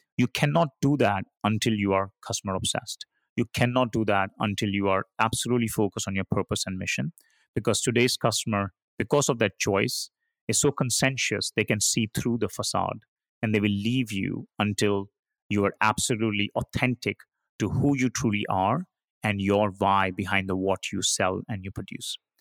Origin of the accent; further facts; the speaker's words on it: India; moved away; I started my career, uh, as an engineer growing up in India